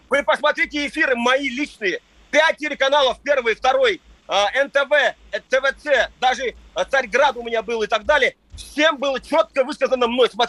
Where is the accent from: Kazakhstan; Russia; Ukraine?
Russia; Dagestan; я лично, как дагестанец … сын своего отца и представитель рода, не извинялся бы